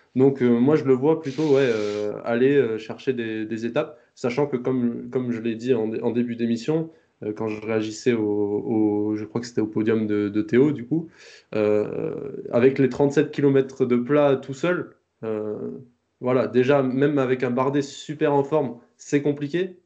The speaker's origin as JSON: {"language": "French", "country": "France", "said": "en tant que Français"}